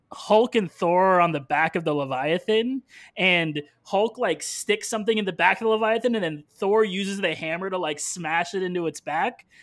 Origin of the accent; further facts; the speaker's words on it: United States; as an American